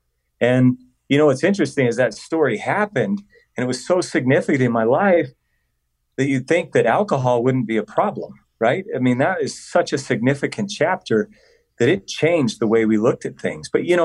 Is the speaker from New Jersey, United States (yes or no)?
no; Colorado, United States; I was adopted as a little boy. And I grew up in Colorado